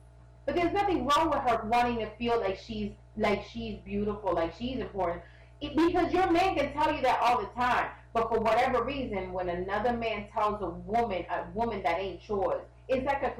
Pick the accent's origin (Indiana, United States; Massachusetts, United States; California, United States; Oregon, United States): Massachusetts, United States; Boston; I'm from Boston. I like the South.